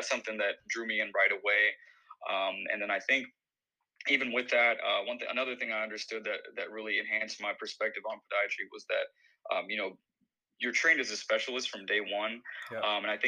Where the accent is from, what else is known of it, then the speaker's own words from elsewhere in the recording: Bowling Green, Kentucky, United States; moved away as an adult; also born or lived in Madurai, India; now in Miami, United States; my hometown of Bowling Green